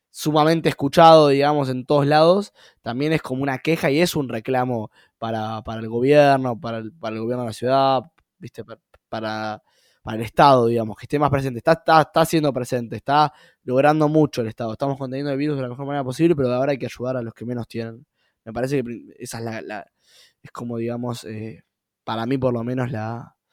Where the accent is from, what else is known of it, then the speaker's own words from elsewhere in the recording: Buenos Aires Province, Argentina; now in Buenos Aires, Argentina; yo antes era de, de, Gran Buenos Aires